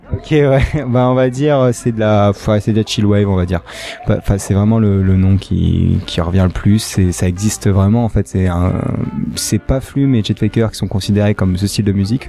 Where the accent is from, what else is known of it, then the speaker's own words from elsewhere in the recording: Nice, Provence-Alpes-Côte d'Azur, France; moved away; also born or lived in Paris; moi j'étais de Nice, je suis monté à Paris